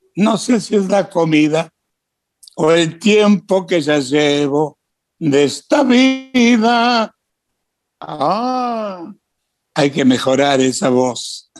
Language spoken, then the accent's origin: Spanish; Santa Fe, Argentina; moved away; also born or lived in Córdoba / Buenos Aires; En Santa Fe, ciudad donde yo nací, yo cantaba de pibe, pantalones cortos